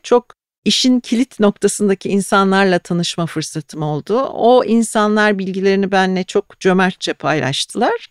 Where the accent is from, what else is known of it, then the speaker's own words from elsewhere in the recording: Ayancık, Sinop, Turkey; now in Istanbul, Turkey; çocukluğumda Karadeniz'de Sinopluyum ben. Sinop'ta, Ayancık'ta her evde tuzlu balık yapılırdı.